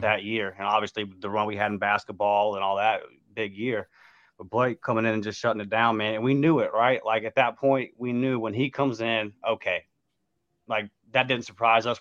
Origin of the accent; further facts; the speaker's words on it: Pensacola, Florida, United States; my hometown Pensacola Blue Wahoos